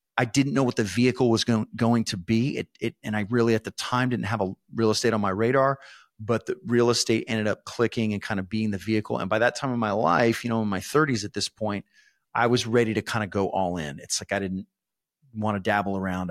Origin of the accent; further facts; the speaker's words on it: San Antonio, Texas, United States; I was born and raised in San Antonio